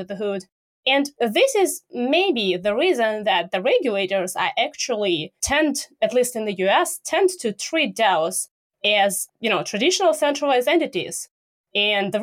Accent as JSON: {"language": "English", "country": "Russia", "said": "I'm from Russia"}